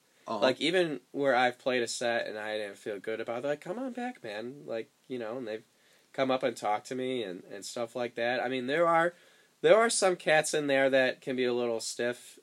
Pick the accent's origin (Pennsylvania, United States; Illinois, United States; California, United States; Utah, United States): Illinois, United States; Chicago; now in Nashville, United States; I'm from Chicago, where you know, snow's not a big deal.